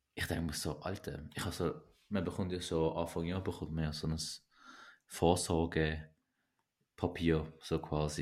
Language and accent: German; Switzerland; also born or lived in Turkey; ich bin zwar nicht hier geboren, aber ich bin drei gewesen